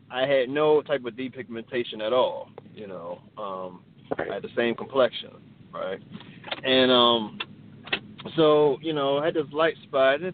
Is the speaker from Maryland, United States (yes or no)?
yes; Baltimore, Maryland, United States; Uh, I live in um, I'm from Baltimore, Maryland